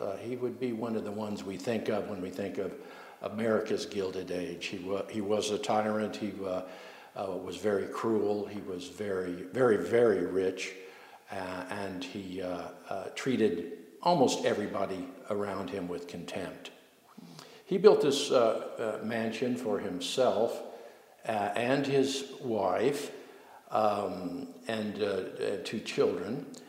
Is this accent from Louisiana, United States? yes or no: yes; New Orleans, Louisiana, United States; moved away as an adult; now in Spokane, United States; I'm an old man. I'm 70 years old. I grew up in New Orleans. And came here for retirement about 17 years ago into Spokane.